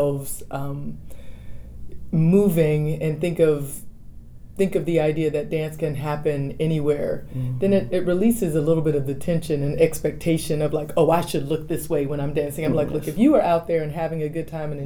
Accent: Dallas, Texas, United States; moved away as an adult; also born or lived in New Orleans / Colorado; now in Austin, United States; I grew up in Dallas, and my mom still lives in Dallas

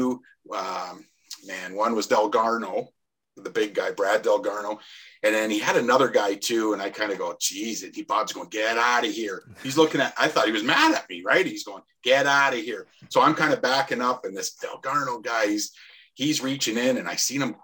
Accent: Welland, Ontario, Canada; I grew up in Welland

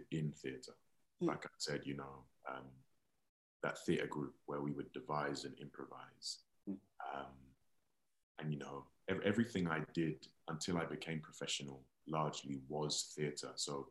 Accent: London, United Kingdom; I grew up in West Croydon on a council estate

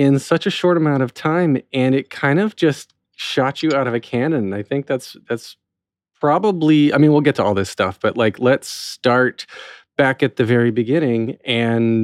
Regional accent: North Wilkesboro, North Carolina, United States; from North Wilkesboro originally

